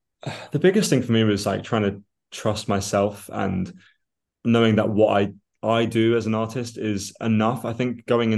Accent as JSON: {"language": "English", "country": "Australia", "tie": "born there", "said": "I was born in Australia and it's always been a country I've wanted to go back to. And my father was Australian"}